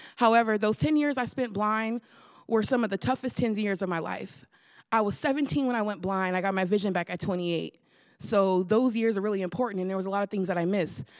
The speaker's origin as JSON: {"language": "English", "area": "the Bay Area", "region": "California", "country": "United States", "tie": "born or raised there", "said": "I'm from the Bay where they hyphy and go dumb"}